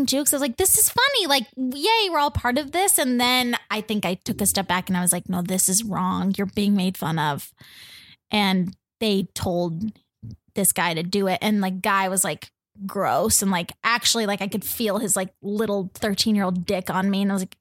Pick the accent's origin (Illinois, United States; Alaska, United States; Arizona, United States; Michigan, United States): Arizona, United States; moved away; until I left Arizona